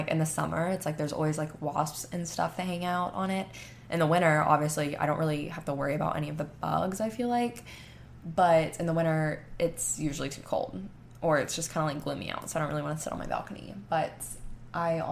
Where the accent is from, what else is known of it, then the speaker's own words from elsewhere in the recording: Panama City Beach, Florida, United States; now in Texas, United States; I'm from Panama City Beach, Florida